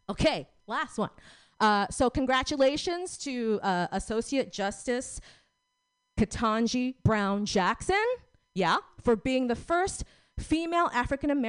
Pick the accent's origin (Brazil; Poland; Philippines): Philippines; We're both Filipino.